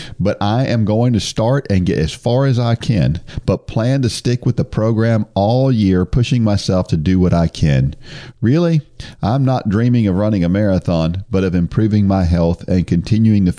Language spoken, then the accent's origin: English; New Jersey, United States; moved away; I was born in New Jersey.